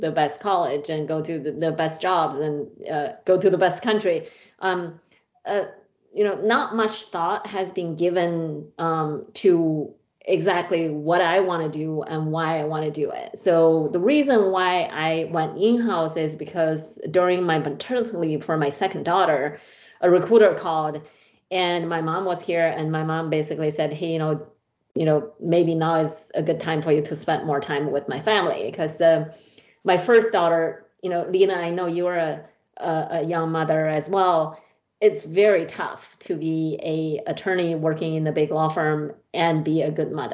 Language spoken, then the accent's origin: English; China; moved away as an adult; now in United States; I grew up in a small town, small city in China